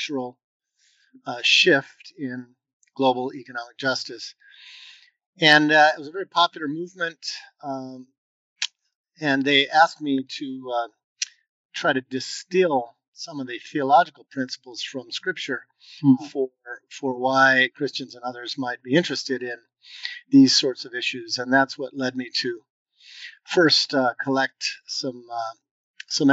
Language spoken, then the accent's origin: English; Los Angeles, California, United States; I grew up in Southern California, in the Los Angeles area.